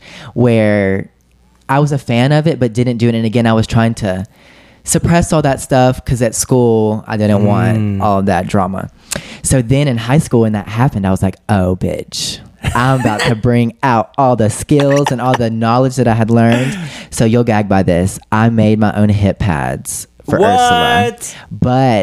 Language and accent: English; Leeds, Alabama, United States; I'm from Leeds, Alabama, which is a small conservative country town